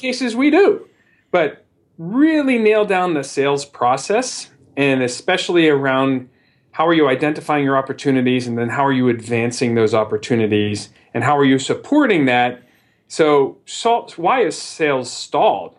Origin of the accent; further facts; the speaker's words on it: Midwest, United States; moved away as an adult; also born or lived in New York / Chicago / San Francisco; I always maintained my Midwestern roots